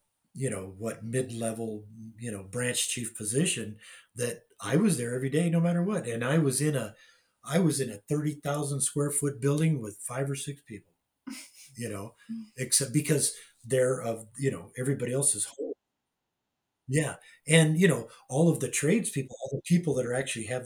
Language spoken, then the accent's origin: English; Anaheim, California, United States; also born or lived in Long Beach, California; so I was born in Long Beach in 1955, the year Disneyland opened. And we moved to Anaheim in about, I think 58 or 57 or 58.